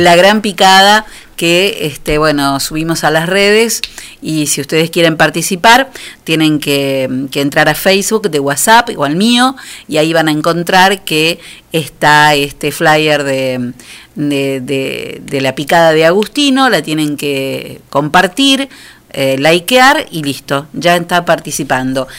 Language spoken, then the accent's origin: Spanish; Argentina; los argentinos, como muchos latinos, este, tenemos todo el tiempo que, demostrar con, con acercamiento lo que sentimos